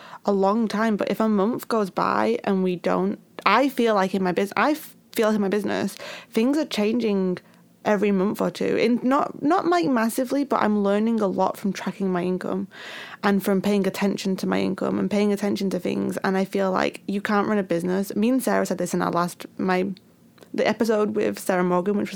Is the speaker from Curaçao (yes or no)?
no; United Kingdom; I'm too British